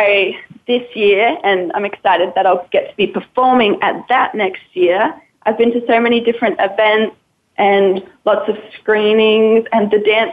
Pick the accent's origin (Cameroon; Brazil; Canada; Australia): Australia; moved away; I was brought up in Australia